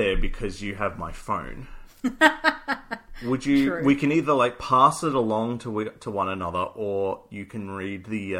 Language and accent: English; Australia; we're Australian.